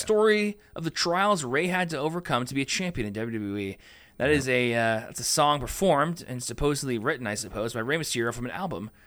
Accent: Canada; we're Canadian

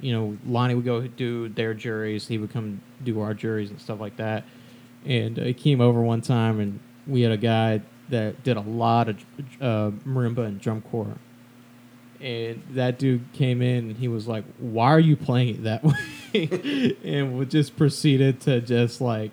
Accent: Texas, United States; both of us growing up in Texas

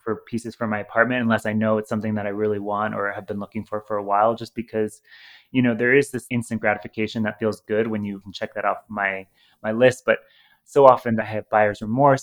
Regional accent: Ohio, United States; moved away; Growing up in Ohio with Midwestern values

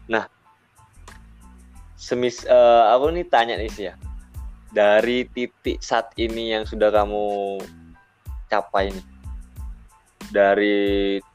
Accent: Probolinggo, East Java, Indonesia; uh, aku kan dari Probolinggo nih Nah itu aja satu pijakan ke Malang aja itu membutuhkan waktu yang lama gitu loh. Karena kan kayak budaya Probolinggo, terus ke Pasuruan, ke uh, ke Malang, terus ke Surabaya ini kan sudah beda gitu.

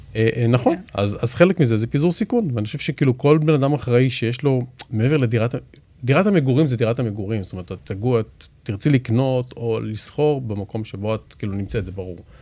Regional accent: Israel; אנחנו ישראלים ואנחנו גם יהודים

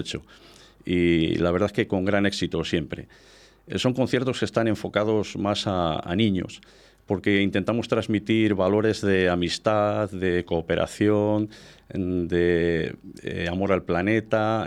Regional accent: Íscar, Castile and León, Spain; yo siempre que digo que soy muy de Iscar, que soy nacionalista

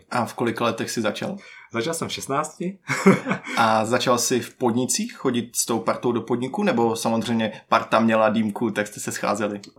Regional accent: Brno, South Moravian Region, Czechia; Jednak jsem z Brna, samozřejmě

